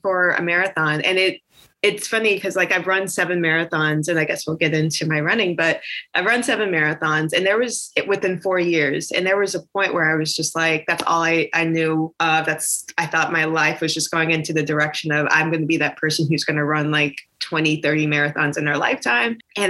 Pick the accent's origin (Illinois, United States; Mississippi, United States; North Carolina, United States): North Carolina, United States; moved away as an adult; also born or lived in New York City / Chicago; I'm from North Carolina originally. Originally from North Carolina. I've lived a few places. I moved to New York to go to school, New York City. So I lived there for about 12 years.